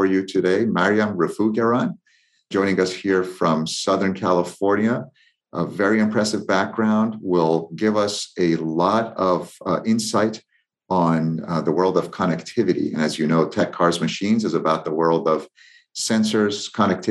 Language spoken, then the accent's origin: English; Tehran, Tehran Province, Iran; moved away; where I grew up in Tehran, there was a church